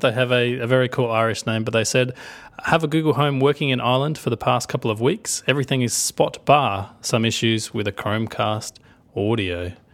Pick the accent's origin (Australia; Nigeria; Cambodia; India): Australia; accent: Australian; I'm gonna do my Australian accent 'cause I'm allowed